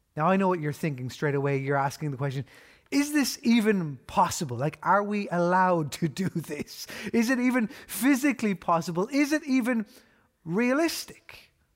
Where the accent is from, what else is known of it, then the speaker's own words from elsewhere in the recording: Ireland; We know this as Irish people 'cause we've grown up with the motto